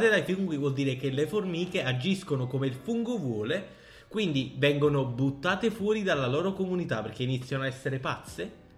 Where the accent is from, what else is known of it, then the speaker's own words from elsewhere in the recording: Italy; accent: Italian; io oggi ho l'accento più italiano del mondo, quindi non vi, non vi focalizzate molto.